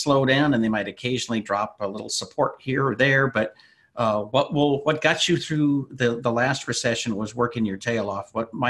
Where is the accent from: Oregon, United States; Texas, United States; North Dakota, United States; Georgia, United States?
North Dakota, United States; since I grew up in North Dakota